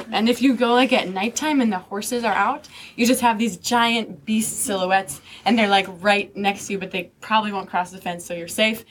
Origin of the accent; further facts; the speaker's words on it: Mill Road off of East Street, New York, United States; Mill Road off of East Street. That's where I live. That's where I grew up.